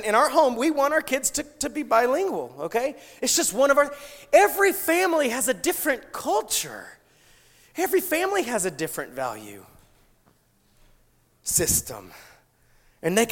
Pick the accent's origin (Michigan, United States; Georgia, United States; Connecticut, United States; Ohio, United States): Georgia, United States; South Georgia near Savannah, United States; moved away; I come from South Georgia near Savannah, okay? Very southern